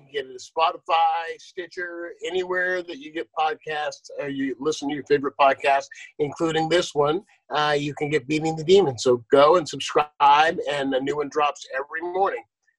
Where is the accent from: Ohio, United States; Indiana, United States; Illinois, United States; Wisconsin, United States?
Ohio, United States; Akron; born there; Something I found out in the last month is I was born in Akron City Hospital. In Akron